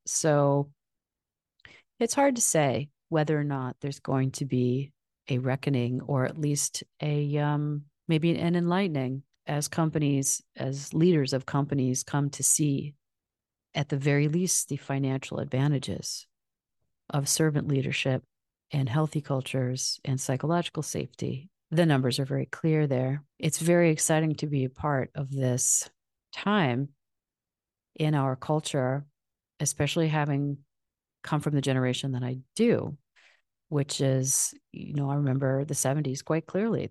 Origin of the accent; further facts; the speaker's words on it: Michigan, United States; I'm from Michigan